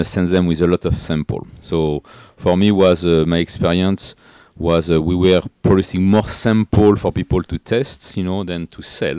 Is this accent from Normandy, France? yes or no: no; Paris, Île-de-France, France; English is a second language; moved away as an adult; also born or lived in Atlantic coast, France / Washington, D.C., United States; now in United States; I was come from Paris originally, you know, as a as a yo-, young guys